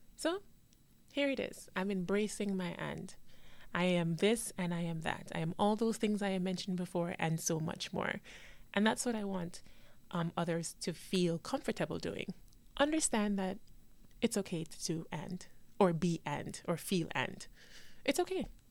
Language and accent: English; Jamaica; also born or lived in New York, United States; now in Florida, United States; I was born in New York, but I went to Jamaica to live and now I live in Florida.